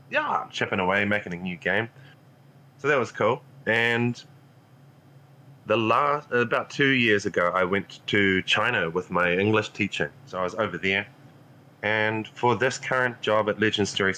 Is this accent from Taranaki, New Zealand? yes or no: no; Invercargill, Southland, New Zealand; down in my hometown of Invercargill, New Zealand, which is at the bottom of New Zealand